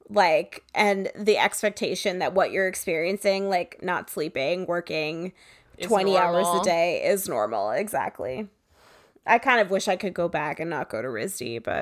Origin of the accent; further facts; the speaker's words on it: Connecticut, United States; I grew up in Connecticut disgusting.